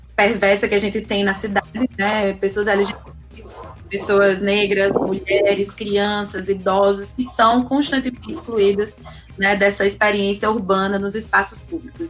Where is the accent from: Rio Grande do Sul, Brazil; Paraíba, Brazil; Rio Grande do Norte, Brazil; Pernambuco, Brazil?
Paraíba, Brazil; Campina Grande; now in Natal, Brazil; mesmo sendo paraibana, inclusive, né? Do campinense paraibana, mas já moro em Natal há 11 anos